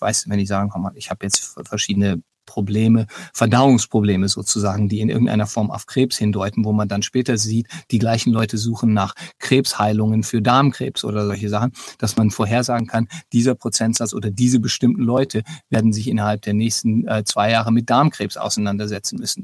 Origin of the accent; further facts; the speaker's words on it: Germany; now in United States; dass ich als Deutscher hier eben arbeite